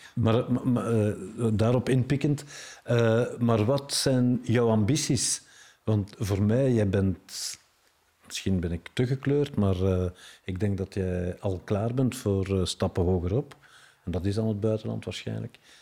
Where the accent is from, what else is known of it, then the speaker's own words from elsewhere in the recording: Brussels, Brussels-Capital Region, Belgium; ik heb er een eh, fantastische eh, opvoeding doorgekregen door in Brussel op te groeien.